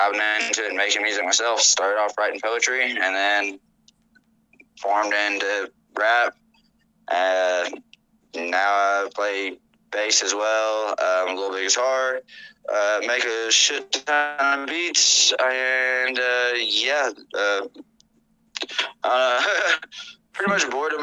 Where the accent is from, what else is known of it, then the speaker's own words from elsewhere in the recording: Tennessee, United States; moved away as an adult; now in New Mexico, United States; I'm originally from Tennessee. I've been living out in New Mexico since 2019